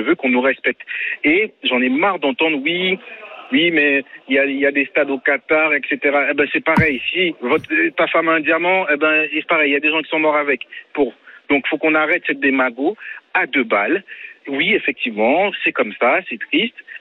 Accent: France; c'est nous, Français

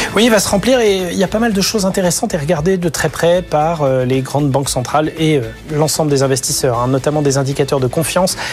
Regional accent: France; chez nous en France

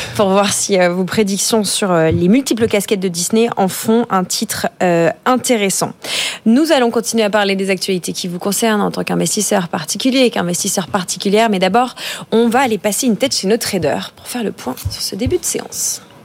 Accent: France; Les Français

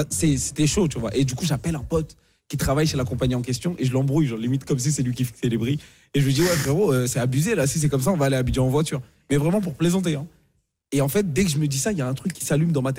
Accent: Côte d’Ivoire; born there; Ouais, ouais, je suis né en Côte d'Ivoire

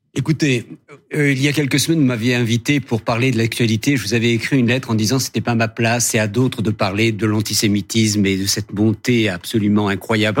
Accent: Algeria; now in France; mon enfance en Algérie

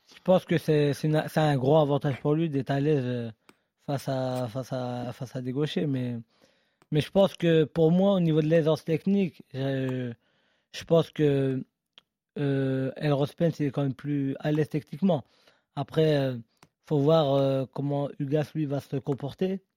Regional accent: France; nous, en tant que Français

